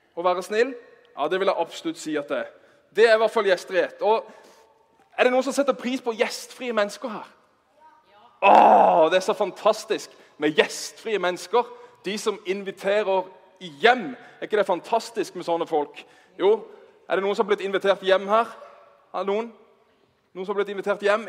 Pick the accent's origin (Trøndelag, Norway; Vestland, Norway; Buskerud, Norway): Vestland, Norway; Bergen; Vi er fra Bergen